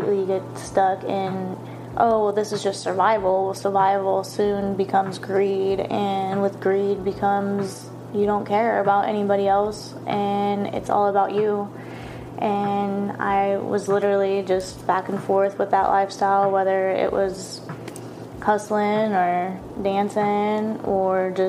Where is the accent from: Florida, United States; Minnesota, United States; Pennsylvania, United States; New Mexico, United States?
Florida, United States; moved away; I'm originally from Florida